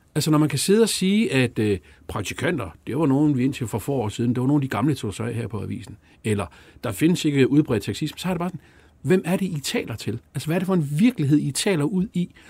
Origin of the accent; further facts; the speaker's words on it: Jutland, Denmark; jeg er fra Jylland